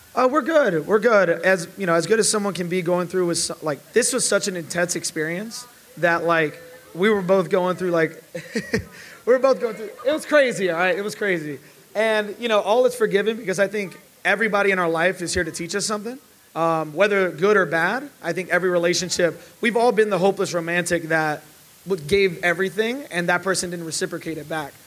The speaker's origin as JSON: {"language": "English", "town": "Chicago", "region": "Illinois", "country": "United States", "said": "we're both from Chicago"}